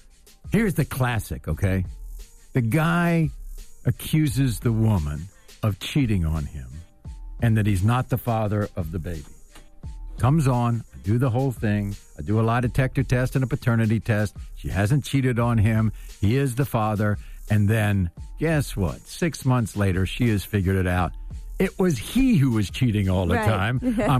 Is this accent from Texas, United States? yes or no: no; Washington, District of Columbia, United States; I grew up in Washington, D.C., so I'm kind of a local kid, and I've been around government most of my life.